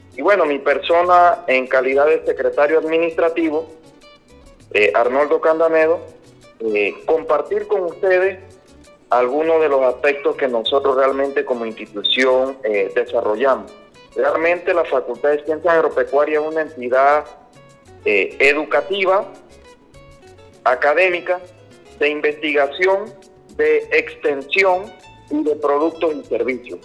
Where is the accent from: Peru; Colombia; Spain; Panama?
Panama; somos nosotros los panameños